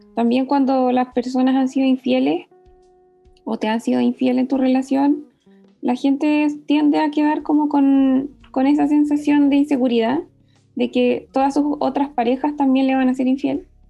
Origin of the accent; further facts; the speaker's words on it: Valdivia, Los Ríos, Chile; now in Santiago, Chile; soy del sur, soy de Valdivia, pero vivo en Santiago